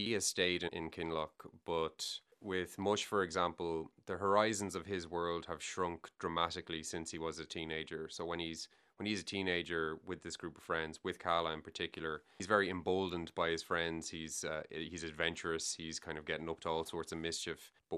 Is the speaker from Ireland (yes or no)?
yes; Galway, Connacht, Ireland; also born or lived in Dublin; So I was born in Dublin, but I grew up in Galway. We moved to Galway when I was three.